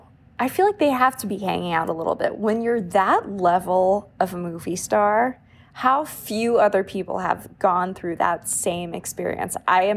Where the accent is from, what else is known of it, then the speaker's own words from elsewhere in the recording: New York, United States; I'm from New York. That's not a normal thing for me.